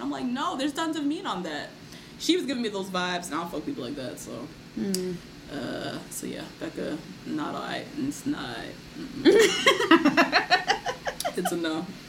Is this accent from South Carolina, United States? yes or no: no; New Jersey, United States; I'm from Jersey.